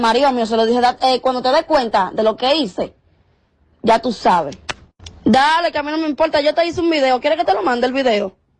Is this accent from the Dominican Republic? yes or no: yes; Dominican Republic; como dominicanos